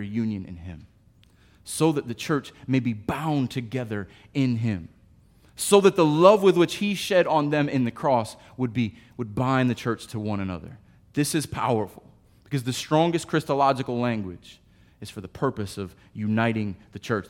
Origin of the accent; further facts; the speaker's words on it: United States; I am an American